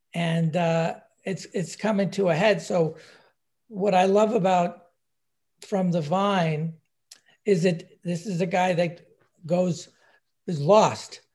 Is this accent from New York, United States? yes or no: yes; New York area, United States; I'm from, I'm from New York, uh, area